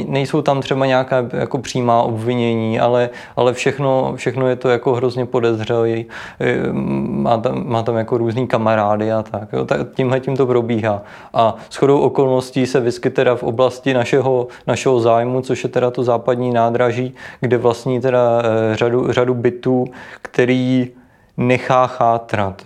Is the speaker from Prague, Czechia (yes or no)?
yes; Prague, Czechia; moved away as an adult; now in Ústí nad Labem, Czech Republic; jsem z Prahy